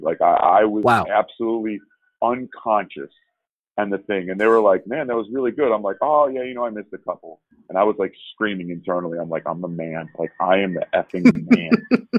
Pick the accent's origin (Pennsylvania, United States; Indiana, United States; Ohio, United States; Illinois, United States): Illinois, United States; Chicago; I grew up in Chicago